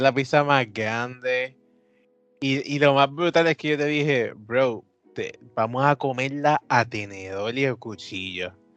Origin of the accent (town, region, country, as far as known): Puerto Rico